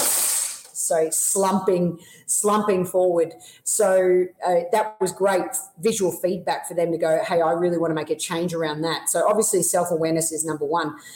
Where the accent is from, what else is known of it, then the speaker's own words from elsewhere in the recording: Melbourne, Victoria, Australia; moved away as an adult; now in United States; I always spend three months of, of, the year back in Melbourne in my hometown